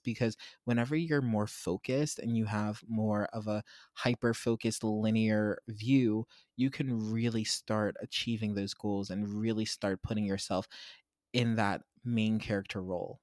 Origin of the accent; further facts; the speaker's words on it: Pittsburgh, Pennsylvania, United States; my hometown of Pittsburgh